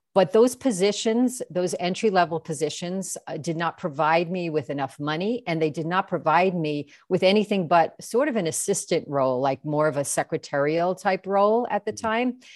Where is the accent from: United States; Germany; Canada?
United States; New York; moved away; I'm from New York originally